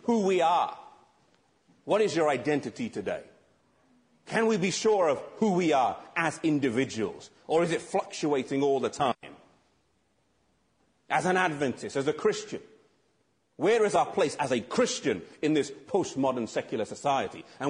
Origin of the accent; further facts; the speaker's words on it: England, United Kingdom; I'm English because I'm from England.